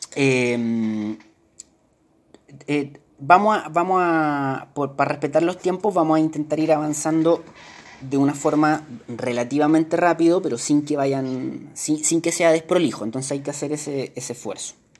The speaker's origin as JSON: {"language": "Spanish", "country": "Chile", "said": "nosotros que somos chilenos"}